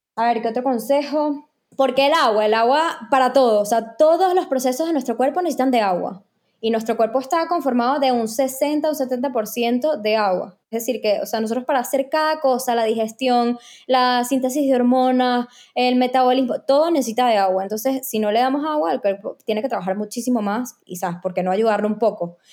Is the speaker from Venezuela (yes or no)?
yes; Venezuela; moved away as an adult; also born or lived in Panama; en Venezuela creo que ni le veía la información porque ni entendía, no había estudiado. Luego cuando me mudé a, Panamá a estudiar